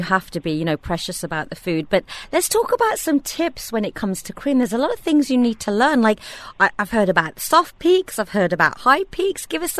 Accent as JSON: {"language": "English", "town": "Birmingham", "region": "West Midlands", "country": "United Kingdom", "tie": "born or raised there", "moved": "yes", "lives_now": "Dubai, United Arab Emirates", "said": "my hometown. They started opening in Birmingham"}